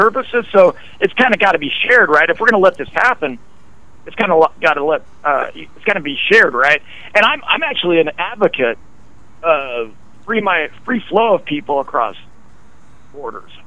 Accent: Idaho, United States; I grew up in Idaho

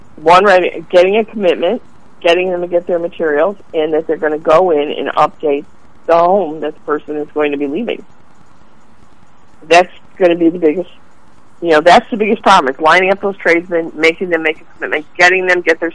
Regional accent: Chicago, Illinois, United States; I'm from Chicago.

